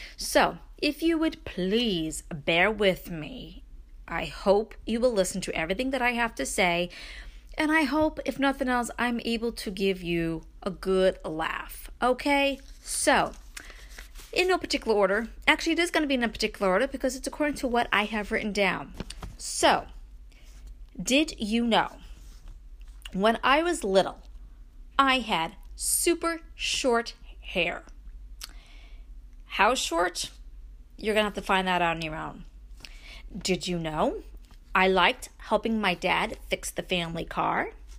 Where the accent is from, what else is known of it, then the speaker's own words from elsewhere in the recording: Brooklyn, New York, United States; I mean, I grew up in Brooklyn, okay? So moving to upstate New York, seriously, people, you know, cows in the field and all that, it was a change.